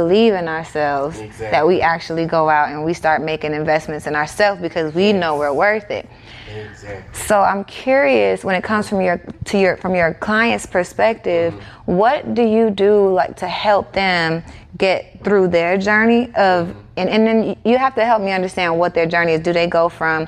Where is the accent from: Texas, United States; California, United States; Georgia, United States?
Georgia, United States; Atlanta; growing up in Atlanta